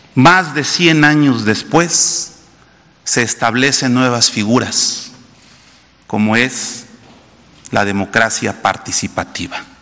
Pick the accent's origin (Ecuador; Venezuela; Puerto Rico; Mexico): Mexico